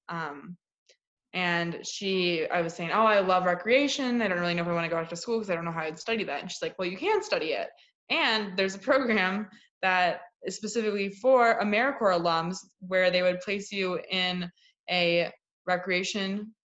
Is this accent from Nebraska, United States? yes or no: no; Greenbelt, Maryland, United States; also born or lived in Indiana; now in Illinois, United States; I'm from Greenbelt, Maryland, which is a suburb of Washington D.C. Um, I've not lived there for a long time.